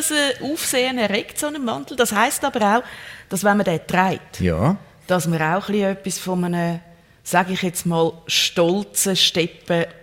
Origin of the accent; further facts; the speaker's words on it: Zurich, Switzerland; ja, das kann ich als Zürcherin